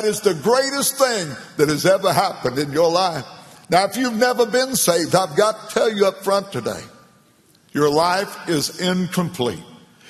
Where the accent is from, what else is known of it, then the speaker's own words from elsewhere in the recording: McLeansboro, Illinois, United States; my hometown, McLeansboro, Illinois